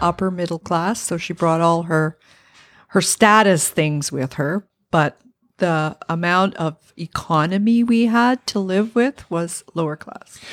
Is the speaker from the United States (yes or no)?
no; Parry Sound, Ontario, Canada; moved away as an adult; also born or lived in North Bay, Ontario; now in Ottawa, Canada; I was born in Perry Sound